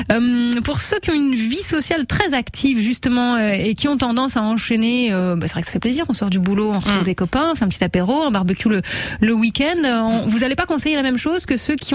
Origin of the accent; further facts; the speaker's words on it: Nice, Provence-Alpes-Côte d'Azur, France; je viens de Nice.